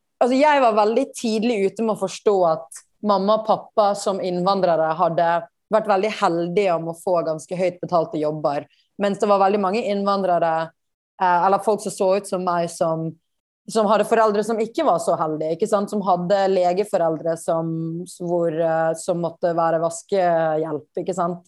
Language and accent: Norwegian; Bergen, Vestland, Norway; moved away as an adult; also born or lived in India; now in New York, United States; Jeg ble på en måte en storbyjente selv om jeg vokste opp i Bergen